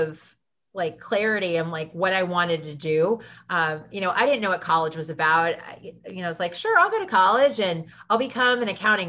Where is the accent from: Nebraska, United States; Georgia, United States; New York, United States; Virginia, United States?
Nebraska, United States; Lincoln; moved away as an adult; I grew up in Lincoln, Nebraska